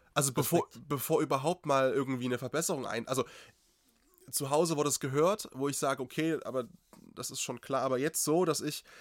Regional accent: Eastern Ore Mountains, Saxony, Germany; accent: Saxon; moved away; ich bin Sachse durch und durch. Ich bin zwischen Dresden und Tschechien geboren, äh, so, also im, im tiefsten Osterzgebirge.

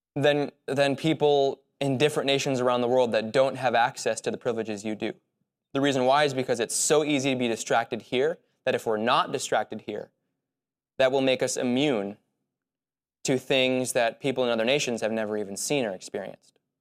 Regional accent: United States; as American Christians

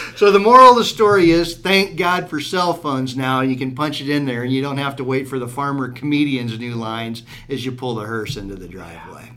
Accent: Southwest Iowa, United States; growing up in Southwest Iowa, we've got a lot of limestone roads

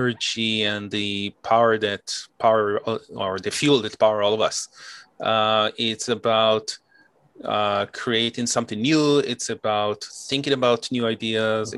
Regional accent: Israel; moved away; I'm originally from Israel

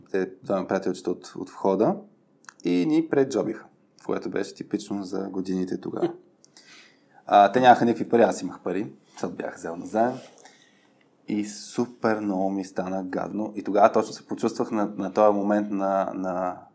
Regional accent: Bulgaria; И сега като, като типичен българин ще кажа, аз го знам този вид съм по друг начин.

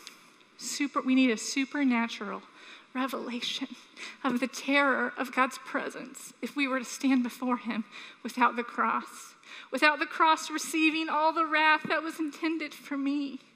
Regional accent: Sanford, United States; we were raised in Sanford

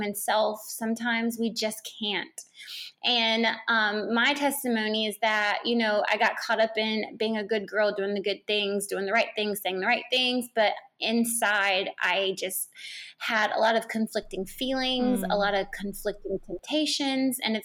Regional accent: Charlotte, North Carolina, United States; moved away; I'm from Charlotte, North Carolina. Just recently moved back to Charlotte

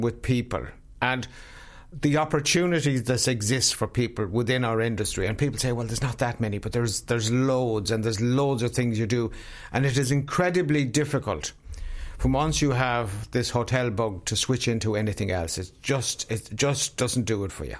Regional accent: South Sligo, Connacht, Ireland; I come from South Sligo, which is small farmland country.

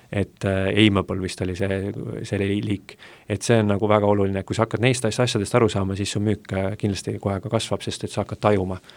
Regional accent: Essu, Lääne-Viru County, Estonia; mina olen lihtne poiss Lääne-Virumaalt Essust

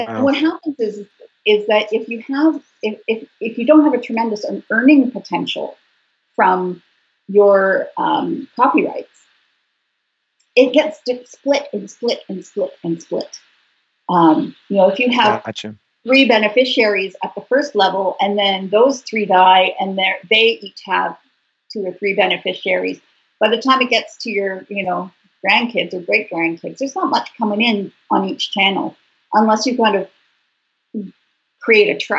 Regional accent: Canada; I'm Canadian

